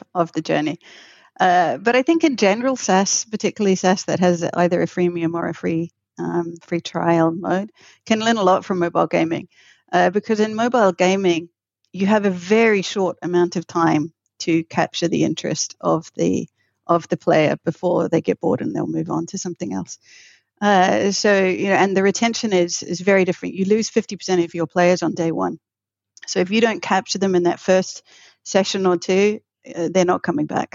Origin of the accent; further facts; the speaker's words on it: New Zealand; I'm originally from New Zealand.